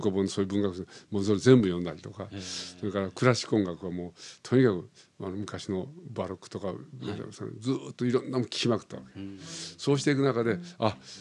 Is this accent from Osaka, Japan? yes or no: yes; Osaka, Japan; moved away as an adult; now in Tokyo, Japan; 高校までは大阪でいてま、はい、まあ、大学でちょっとこちら温暖に来てしまったから、はいはい、それからもう東京になっちゃったんだけどね